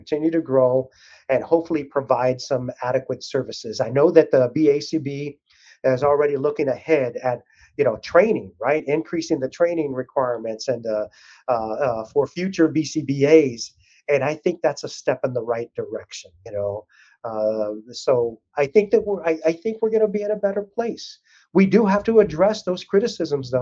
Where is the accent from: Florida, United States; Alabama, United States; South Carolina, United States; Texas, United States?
Texas, United States; South; I grew up down in South Texas